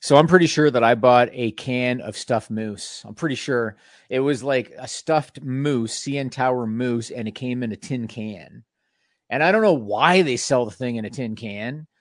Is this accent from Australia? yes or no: no; Canada; being Canadian